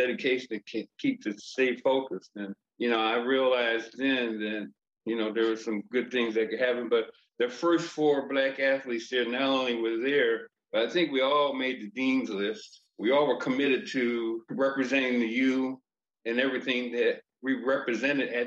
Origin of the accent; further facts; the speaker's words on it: Frederick, Maryland, United States; moved away as an adult; I'm from Frederick, Maryland